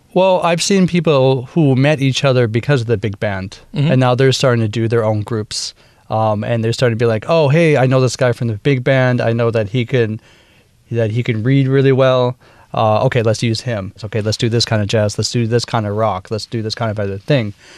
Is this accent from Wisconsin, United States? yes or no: yes; Wisconsin, United States; accent: Minnesota; also born or lived in Minnesota; now in Taipei, Taiwan; I'm originally from Wisconsin in the USA, mm-hmm. um, and uh, I've I basically my roots are in Wisconsin, Minnesota. Uh, I actually went into my Minnesota accent real quick.